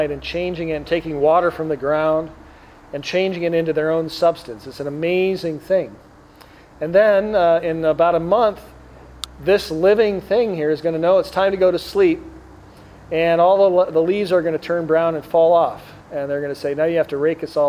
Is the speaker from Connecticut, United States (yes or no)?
no; Green Bay, Wisconsin, United States; now in Chicago, United States; I grew up in Wisconsin, but my dad's from Chicago